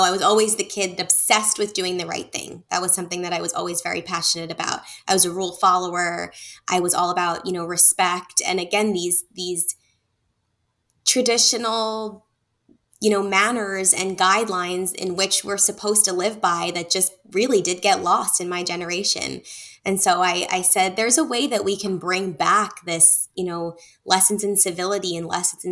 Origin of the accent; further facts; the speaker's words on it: Northeast, United States; I grew up in the Northeast